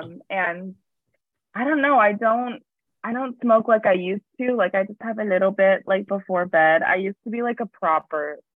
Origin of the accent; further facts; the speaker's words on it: Ohio, United States; now in Chicago, United States; I'm from Ohio